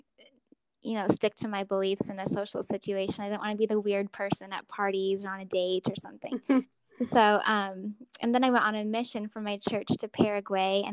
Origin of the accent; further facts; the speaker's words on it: Arizona, United States; I grew up in Arizona, and I have 6 siblings